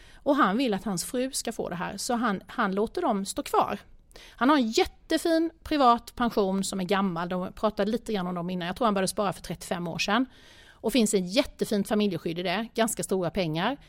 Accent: Småland, Sweden; jag kommer ju från Småland, vi, bo, vi bor ganska billigt i det lilla samhället där jag bor

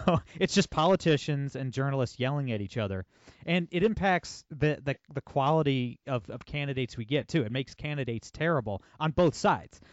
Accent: Ohio, United States; I'm from Ohio

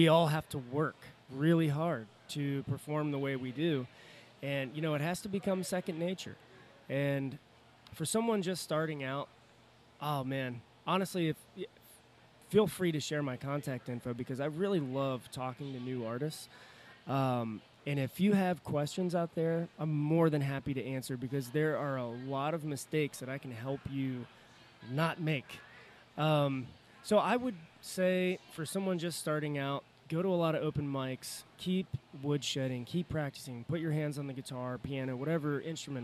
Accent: Cincinnati, Ohio, United States; we're from Cincinnati

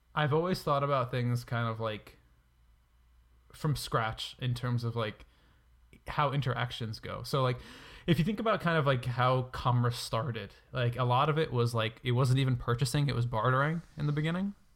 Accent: New York, United States; I'm from New York

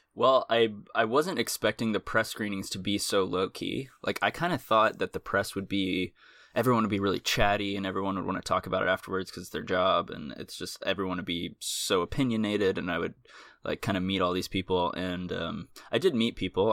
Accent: Austin, Texas, United States; moved away; I'm from Austin.

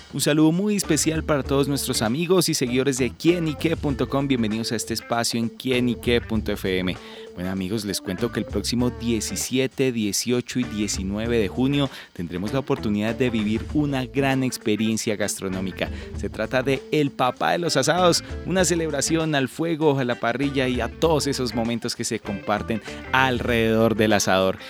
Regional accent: Colombia; somos los colombianos

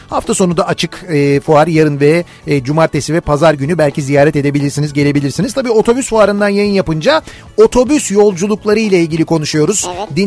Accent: Trabzon, Turkey; Ee, biz Trabzonluyuz. Halalarımla bir gün Trabzon-İzmir yolculuğu sırasında dinlenme tesislerinde durakladık.

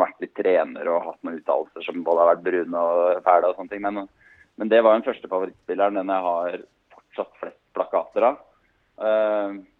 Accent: Hemsedal, Buskerud, Norway; Jeg er fra Hemsedal, og kona er fra Ålesund

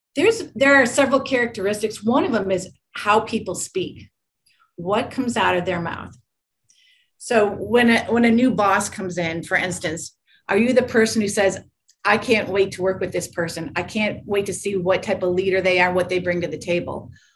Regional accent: Michigan, United States; I grew up in Michigan

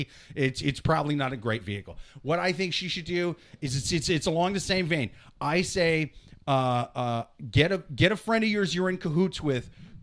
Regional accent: Iowa, United States; moved away; I'm from Iowa

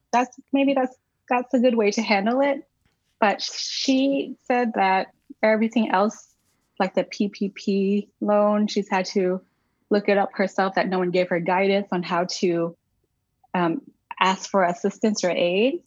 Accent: Arkansas, United States; now in Watertown, United States; I was born and raised in Arkansas

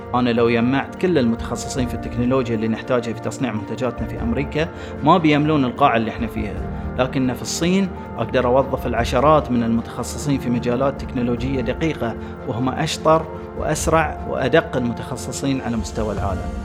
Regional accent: Bahrain; عندنا في البحرين

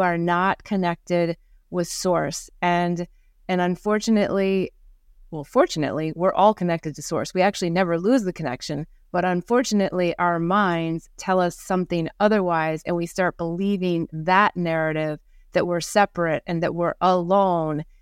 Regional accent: Midwest of America, United States; moved away; also born or lived in New York / Costa Rica / Singapore / India; growing up in the Midwest of America

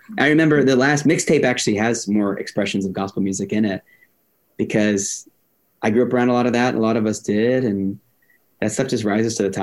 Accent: Miami, Florida, United States; also born or lived in Lakeland, Florida; I'm from Miami. Like, I'm a Latino kid from Miami

